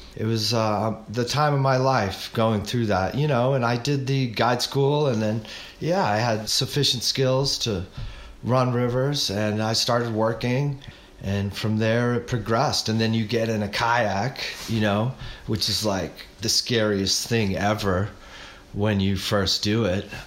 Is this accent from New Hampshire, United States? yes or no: yes; New Hampshire, United States; moved away as an adult; also born or lived in Arizona; growing up in New Hampshire